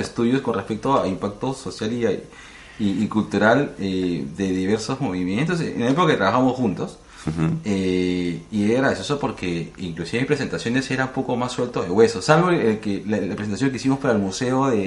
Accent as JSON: {"language": "Spanish", "region": "Lima", "country": "Peru", "said": "somos limeños y pasamos la gran, un gran tiempo en, Lima"}